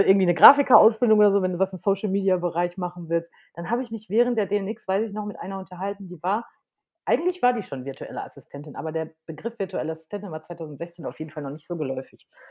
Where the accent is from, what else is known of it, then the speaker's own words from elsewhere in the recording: Unna, North Rhine-Westphalia, Germany; moved away as an adult; also born or lived in Madrid, Spain; bin geboren in Unna, das ist bei Dortmund aus dem Ruhrpott und habe da auch die ersten neunzehn Jahre meines Lebens gelebt